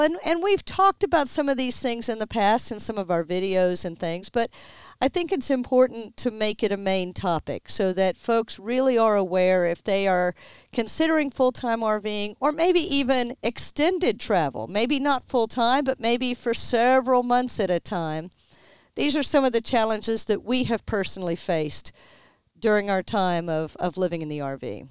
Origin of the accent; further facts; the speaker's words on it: Houston, Texas, United States; we are born and raised in Houston, both of us.